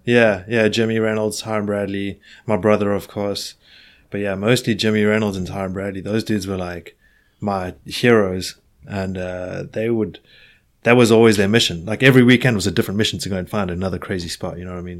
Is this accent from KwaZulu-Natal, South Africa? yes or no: no; Johannesburg, Gauteng, South Africa; moved away as an adult; now in Hastings, United Kingdom; I'm from Johannesburg